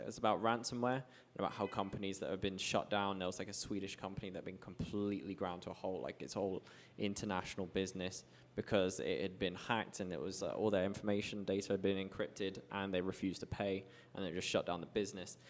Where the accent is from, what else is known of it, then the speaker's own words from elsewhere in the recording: United Kingdom; moved away as an adult; now in Medellin, Colombia; I have a very strong passport, being British